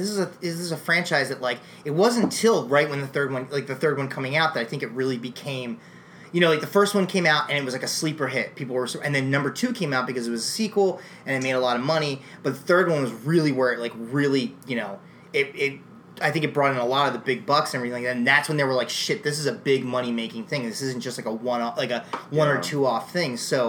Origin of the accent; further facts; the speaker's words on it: East Coast, United States; we're all from the East Coast